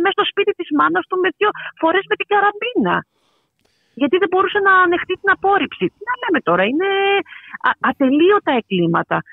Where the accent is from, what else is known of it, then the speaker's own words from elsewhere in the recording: Paros, South Aegean, Greece; κατάγομαι από την Πάρο